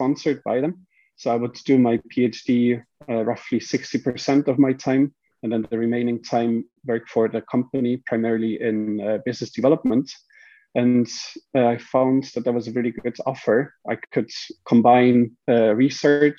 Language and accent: English; Switzerland; moved away as an adult; also born or lived in Japan / Sweden; now in Manchester, United Kingdom; I'm from Switzerland, and my background is mechanical engineering